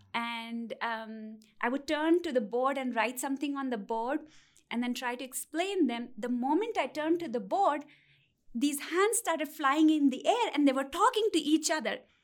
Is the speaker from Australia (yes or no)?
no; India; moved away as an adult; I'm originally from India